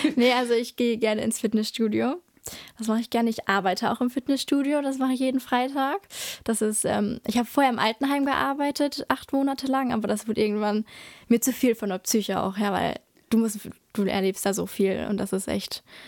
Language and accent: German; Drensteinfurt, North Rhine-Westphalia, Germany; ich komme aus Dran-Steinfurt, deswegen habe ich auch äh, in Dran-Steinfurt die Grundschule besucht